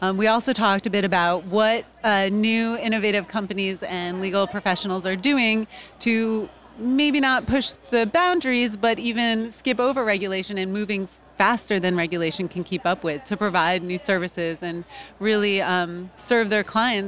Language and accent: English; Atlanta, Georgia, United States; I'm actually from Atlanta, Georgia, and I practice criminal defense.